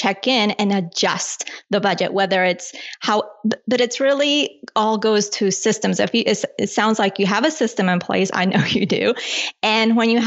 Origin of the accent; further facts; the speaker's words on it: Colombia; now in United States; I was born in Colombia.